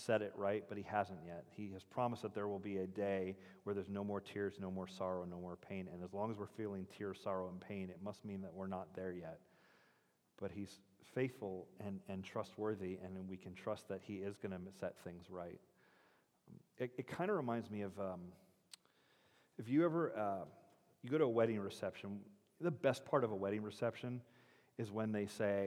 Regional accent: United States; we're American

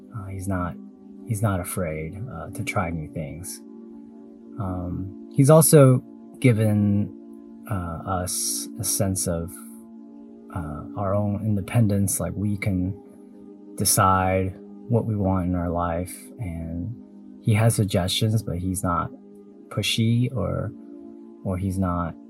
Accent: Taiwan; I was born in Taiwan

